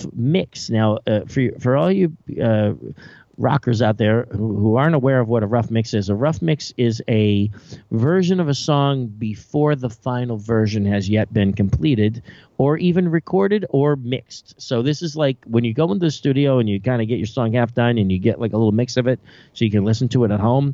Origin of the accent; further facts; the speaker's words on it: Pennsylvania, United States; I'm a dude from Pennsylvania.